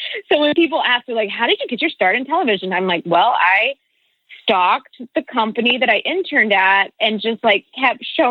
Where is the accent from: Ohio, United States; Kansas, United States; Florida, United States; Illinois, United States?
Kansas, United States; northeastern; So I grew up in Kansas. I am from northeastern Kansas, sort of outside of Kansas City.